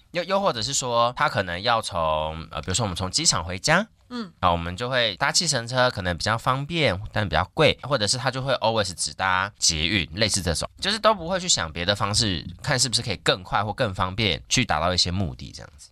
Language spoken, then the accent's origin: Chinese; Longtan, Taoyuan, Taiwan; 我从小在龙潭